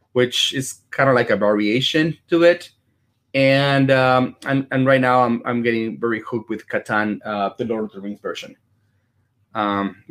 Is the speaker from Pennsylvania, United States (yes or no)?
no; Chicago, Illinois, United States; now in Dallas, United States; I'm from Chicago